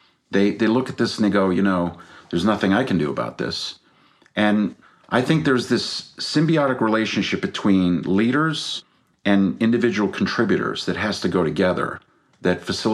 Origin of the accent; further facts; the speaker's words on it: Belgium; also born or lived in Brazil / England / Denmark; now in United States; I was born in Brazil. We grew up in Belgium. I went to boarding school in England, a couple of years in Denmark. My mom's from Denmark.